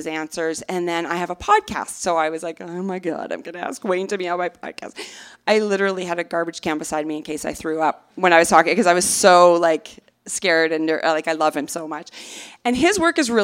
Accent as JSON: {"language": "English", "country": "Canada", "moved": "yes", "lives_now": "United States", "said": "I'm Canadian"}